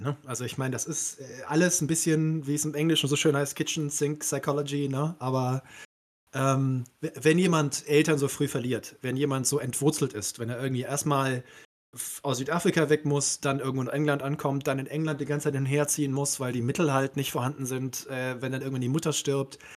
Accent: Cologne, North Rhine-Westphalia, Germany; also born or lived in Aberdeen, Scotland; ich als gebürtiger Kölner, ne, ich komme ja aus dem Rheinland

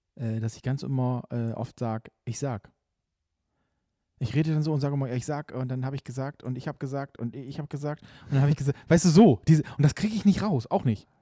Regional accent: Bremerhaven, Bremen, Germany; also born or lived in Nordenham; now in Bremen, Germany; ich bin Bremerhaven geboren. Dann lange habe ich, äh, in, in Nordenham gewohnt und jetzt, äh, schon noch länger in Bremen auf jeden Fall.

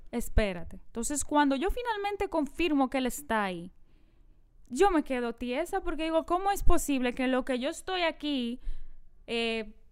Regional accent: San Pedro de Macorís, Dominican Republic; En San Pedro de Macorís, yo que me crié en San Pedro

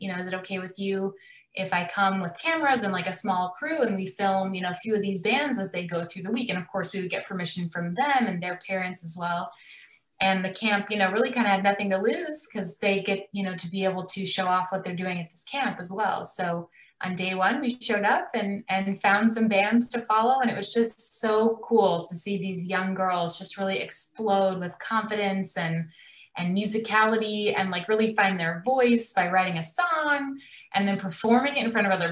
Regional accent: Chicago, Illinois, United States; now in Los Angeles, United States; I grew up in Chicago. I live in Los Angeles now

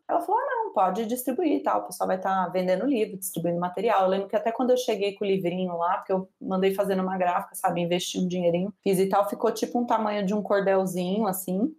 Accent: São Paulo, Brazil; also born or lived in Minas Gerais; eu sou mineira, mas fui criada sempre em São Paulo

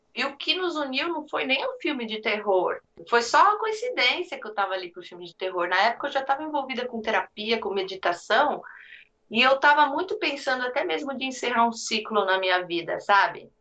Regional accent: Brazil; now in United States; a gente é brasileiro

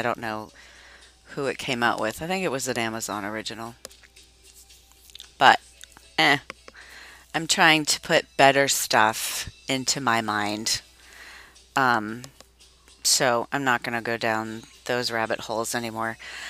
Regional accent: Massachusetts, United States; accent: Boston; I can do a Boston accent because, if you recall, I was born and raised in Massachusetts. I'm a masshole. I know you wouldn't know it by the way I talk, but I really do have a Boston accent.

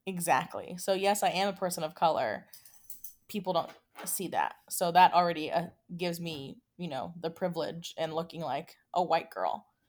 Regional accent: United States; as an American, as a Mexican American

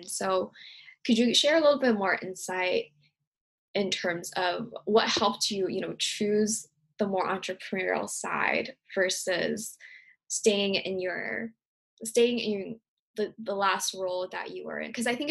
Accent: Virginia, United States; moved away; also born or lived in San Francisco; I grew up in Virginia, like a very small town in Virginia

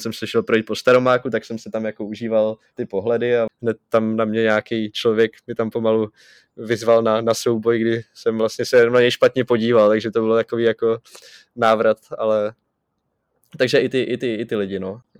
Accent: Czechia; kolik mi je a že jsem z České republiky

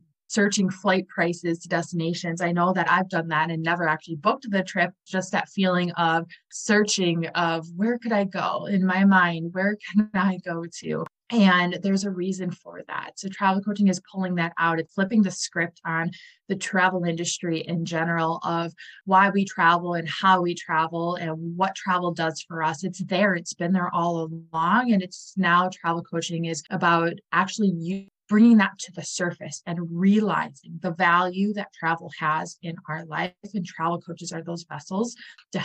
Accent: Wisconsin, United States; I'm from Wisconsin

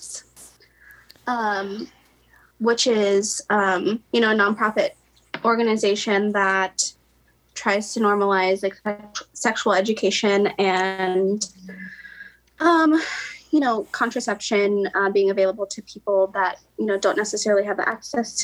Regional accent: Independence, Missouri, United States; also born or lived in St. Louis, Missouri / Kansas City; I'm from Independence, Missouri. So that is loaded. Yeah, I grew up in Independence

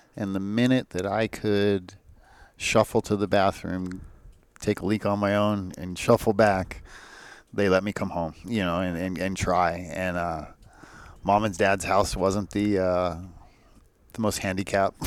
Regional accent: Escondido, California, United States; I'm from Escondido

